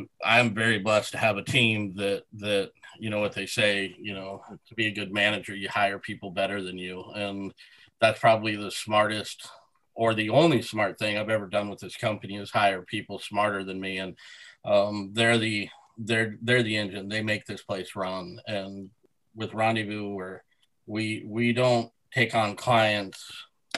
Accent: Sidney, Nebraska, United States; I grew up in Sydney, Nebraska.

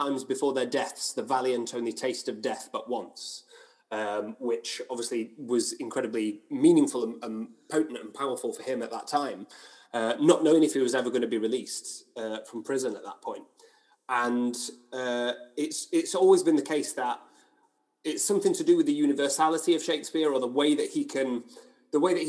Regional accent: Hoyland, Yorkshire and the Humber, United Kingdom; moved away as an adult; also born or lived in Leicester; I grew up in a small town called Hoyland near Barnsley in South Yorkshire, or Barnsley, as we call it. I lived there until I went to university in Leicester.

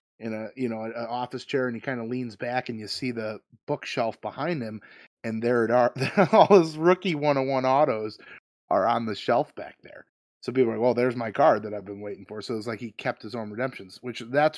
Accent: Ireland; As an Irishman, I feel it necessary to root for Rory McIlroy.

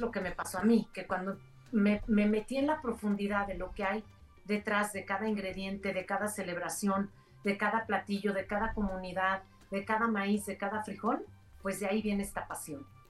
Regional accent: Mexico; yo la única mexicana ahí

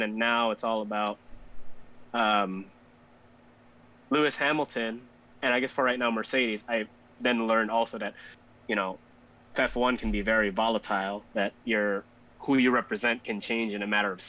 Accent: Philippines; now in Chicago, United States; So we are Filipino. That part is true. But we are actually based in the United States, in Chicago, Illinois, to be exact.

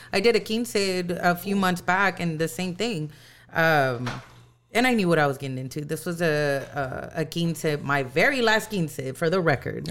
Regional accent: San Antonio, Texas, United States; I'm from San Antonio

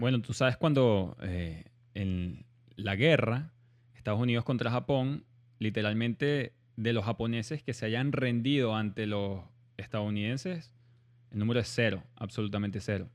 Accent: Venezuela; moved away; also born or lived in Germany; yo en verdad nací en Alemania siendo venezolano

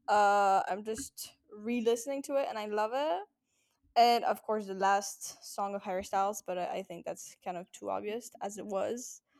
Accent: France; now in Amsterdam, Netherlands; I'm 21 and I'm French.

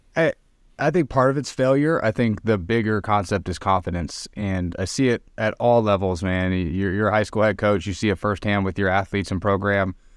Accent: Arizona, United States; moved away as an adult; also born or lived in Reno, Nevada; I'm from Arizona

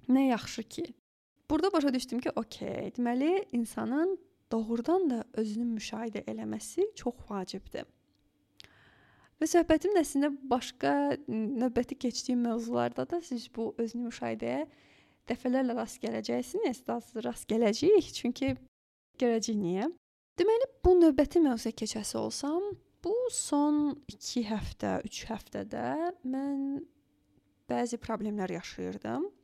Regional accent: Azerbaijan; moved away as an adult; also born or lived in Baku; now in Germany; Mən düzdür, yəni Azərbaycandan gəlirəm.

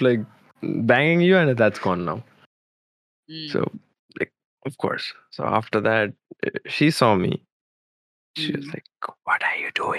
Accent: Kolkata, West Bengal, India; I am from Kolkata

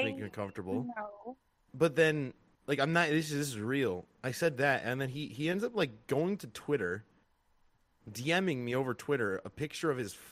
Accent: United States; I'm American

